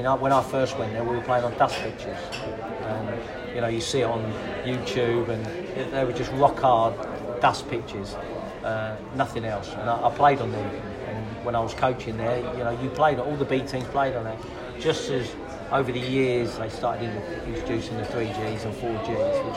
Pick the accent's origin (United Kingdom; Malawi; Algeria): United Kingdom; England; also born or lived in Spain; me coming in as an English person